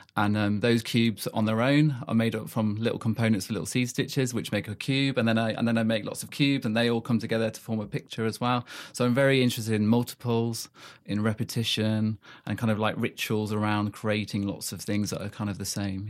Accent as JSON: {"language": "English", "country": "South Africa", "tie": "born or raised there", "also_born_or_lived": "Manchester", "moved": "yes", "lives_now": "United Kingdom", "said": "I grew up in South Africa, um, came back to the U K in ninety-three."}